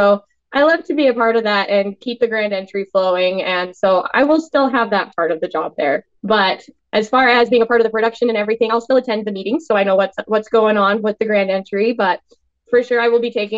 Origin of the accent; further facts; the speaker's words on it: Filer, Idaho, United States; my hometown rodeo